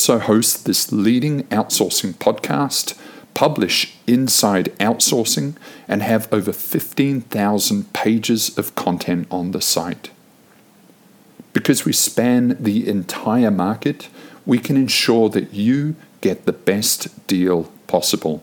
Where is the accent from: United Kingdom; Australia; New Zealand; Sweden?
New Zealand; moved away; I grew up in New Zealand